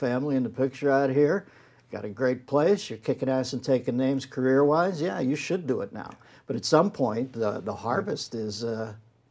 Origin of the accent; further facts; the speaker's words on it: Pittsburgh, Pennsylvania, United States; I grew up in Pittsburgh.